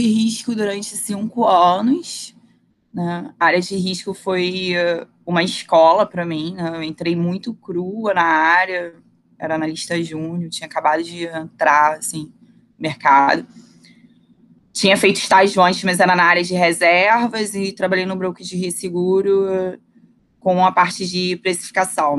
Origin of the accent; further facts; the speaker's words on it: Rio de Janeiro, Brazil; also born or lived in Saquarema; eu nasci em Jacarepaguá, morei lá até os meus 11 anos, na freguesia.